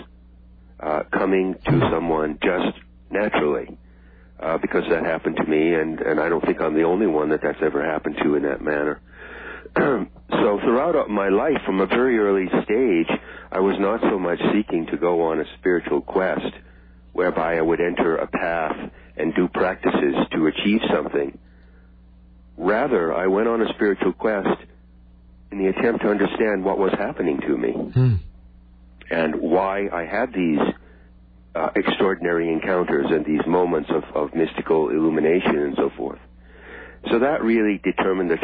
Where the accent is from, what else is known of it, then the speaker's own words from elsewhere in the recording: Friendship, Maine, United States; also born or lived in New York City; I grew up in a small town in Maine called Friendship, a small lobster fishing village.